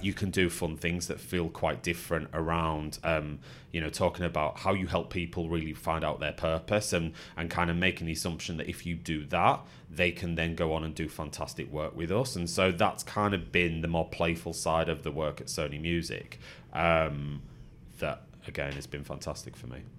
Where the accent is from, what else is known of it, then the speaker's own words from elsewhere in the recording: the Northwest, North West England, United Kingdom; moved away as an adult; now in London, United Kingdom; that's what mum and dad instilled in me growing up in the Northwest